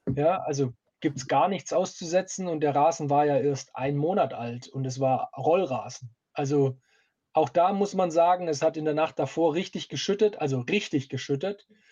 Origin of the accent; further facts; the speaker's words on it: Stuttgart, Baden-Württemberg, Germany; ich komme aus Stuttgart